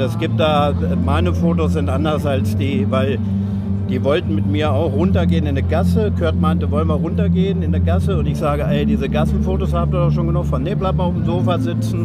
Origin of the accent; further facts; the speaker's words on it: Springe, Lower Saxony, Germany; moved away as an adult; also born or lived in London; Ich komme aus Springe bei Hannover